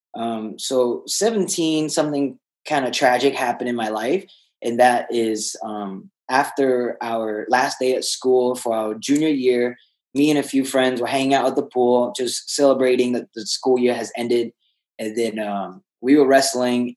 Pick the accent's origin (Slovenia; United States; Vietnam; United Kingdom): Vietnam; moved away; I was uh, born and raised in Vietnam.